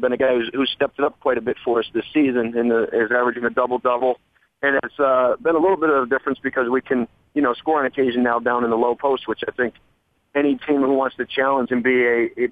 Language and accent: English; Springfield, Massachusetts, United States; that's my hometown, a place that I grew up not too far from UMass campus